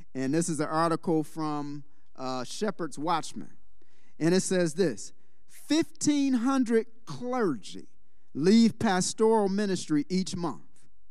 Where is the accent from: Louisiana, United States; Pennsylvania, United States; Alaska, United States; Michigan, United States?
Michigan, United States; Detroit; moved away; I was born and raised in Detroit